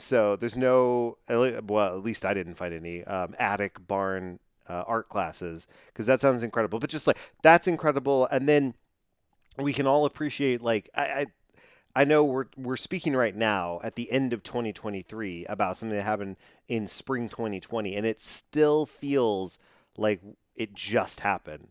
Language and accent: English; Texas, United States; I'm from Texas